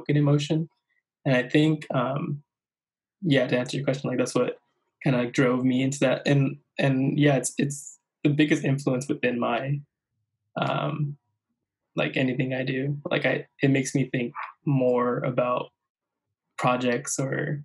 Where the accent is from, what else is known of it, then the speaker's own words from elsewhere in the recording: La Puente, California, United States; I'm a photographer from Southern California, specifically a small town, La Puente, California